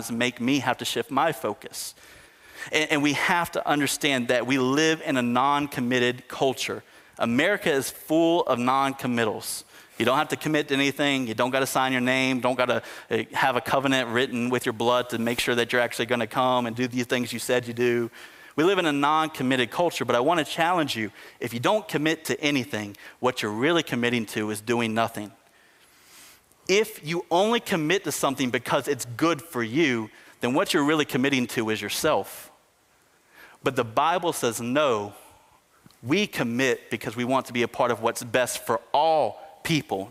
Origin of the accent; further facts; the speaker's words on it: United States; us as American Christians